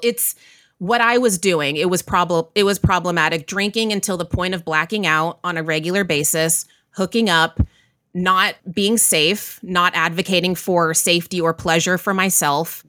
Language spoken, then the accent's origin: English; Waco, Texas, United States; moved away as an adult; now in New York, United States; I grew up in Central Texas, Waco, Texas, and then I moved to New York